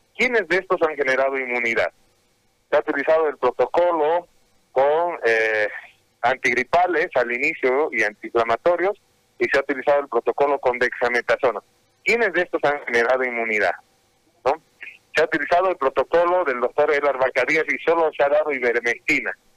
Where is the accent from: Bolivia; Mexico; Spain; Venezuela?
Bolivia; Nosotros como bolivianos